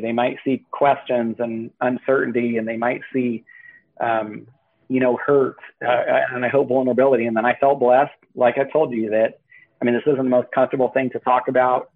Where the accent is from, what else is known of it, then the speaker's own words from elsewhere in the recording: Northern California, United States; moved away as an adult; now in Washington, United States; I was raised in Northern California, and then I, I, I spent most of my life in California.